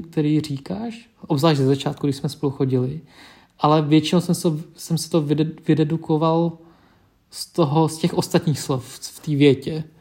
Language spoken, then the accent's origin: Czech; Czechia; Czech is a second language; also born or lived in Vietnam; já jsem původem z Větnamu, vyrůstal jsem v Čechách, identifikuju se jako český Větnamec